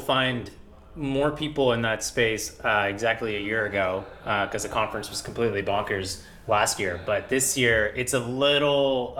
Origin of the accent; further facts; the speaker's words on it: India; now in United States; So I'm an immigrant from India. I moved to the US with my family in 1999.